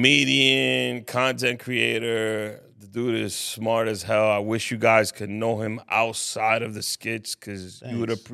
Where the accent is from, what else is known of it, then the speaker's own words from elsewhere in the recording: New York City, New York, United States; I'm from Harlem.